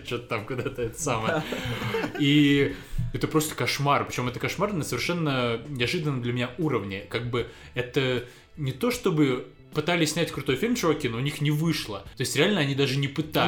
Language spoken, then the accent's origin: Russian; Russia; я продолжал жить в России, потому что я русский